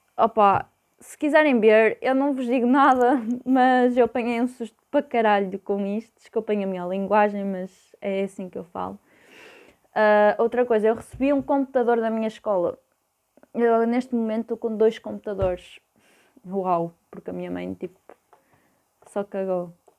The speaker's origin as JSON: {"language": "Portuguese", "town": "Porto", "region": "Norte", "country": "Portugal", "said": "eu sou do Porto"}